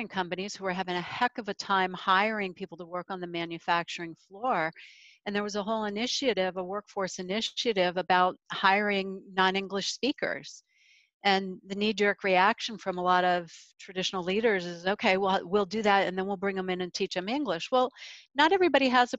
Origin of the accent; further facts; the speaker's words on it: United States; as an American